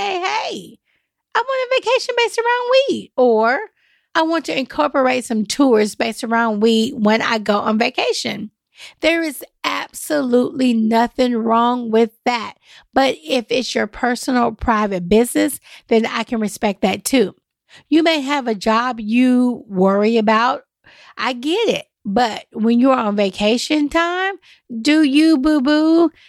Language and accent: English; the Bible Belt, United States; now in Nashville, United States; Y'all, I'm from the Bible Belt. I'm here in Nashville, Tennessee, but this is where we're at.